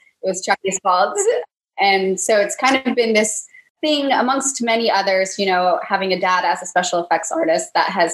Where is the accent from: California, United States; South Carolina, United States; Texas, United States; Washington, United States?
California, United States; now in Los Angeles, United States; I'm from California, but I'm not actually from